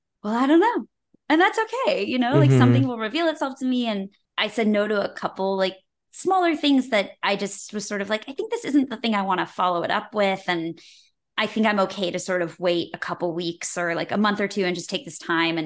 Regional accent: West Bloomfield, Michigan, United States; I grew up in West Bloomfield, Michigan

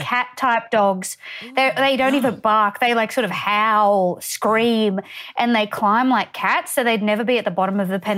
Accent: Townsville, Queensland, Australia; also born or lived in Tully, Queensland / Innisfail, Queensland; I'm from Townsville, which is it's sort of like I think oh. now about two hundred thousand. It's not that small, yeah. but um, I'm from out sort of like on the edge of it, Blue Water.

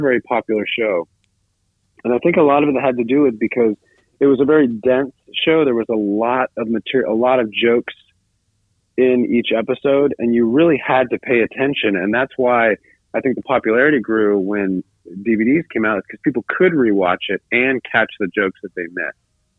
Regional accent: Tallahassee, Florida, United States; No, I grew up in Florida. I grew up in Tallahassee, Florida. Well, actually, from seventh grade through high school, I grew up in Tallahassee, Florida.

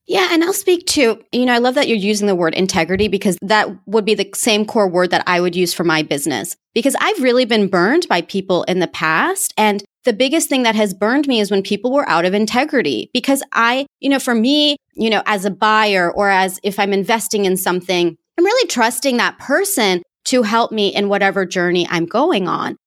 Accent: United States; accent: American; my American accent

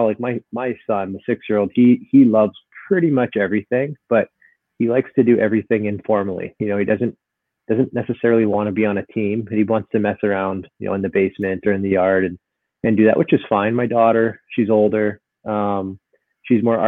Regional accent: Vancouver, British Columbia, Canada; also born or lived in Burnaby; I grew up in Vancouver, so I was a Canucks fan

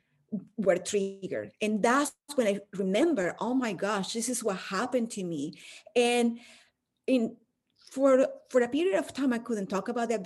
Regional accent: Caracas, Capital District, Venezuela; moved away as an adult; now in United States; I'm from Caracas, Venezuela, where I was born and raised, and I went to law school for a few years before moving to the US

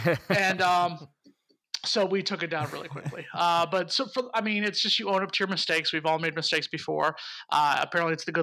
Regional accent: South Florida, United States; I'm from South Florida

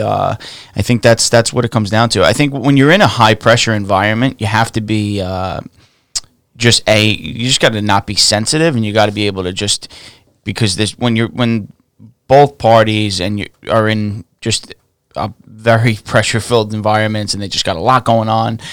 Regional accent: New York City, New York, United States; I grew up in Staten Island. I was raised in, uh, like the westerly area

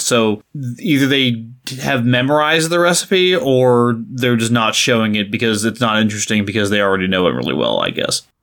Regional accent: United States; as an American, especially as an American who hasn't spent any time in, uh, Britain

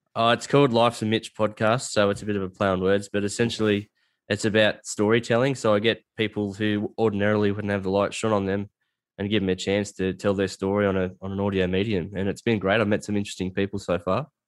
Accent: Australia; I'm from a bush town, like a little country town

